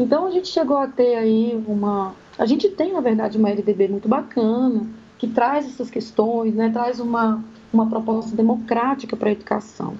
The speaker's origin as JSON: {"language": "Portuguese", "area": "Sobradinho", "region": "Federal District", "country": "Brazil", "tie": "born or raised there", "said": "Sobradinho, que é a região onde eu cresci"}